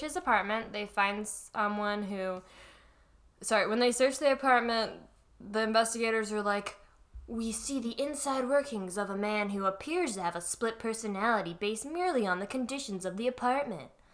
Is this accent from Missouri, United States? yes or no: no; Florida, United States; I'm from Florida